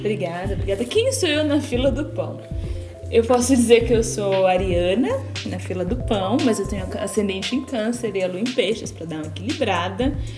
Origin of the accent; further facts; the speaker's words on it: São Paulo, Brazil; Sou da Zona Leste de São Paulo, mas agora moro na Zona Norte